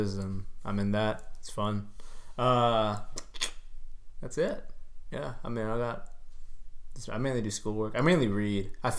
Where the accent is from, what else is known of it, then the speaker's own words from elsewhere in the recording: Texas, United States; we are from Texas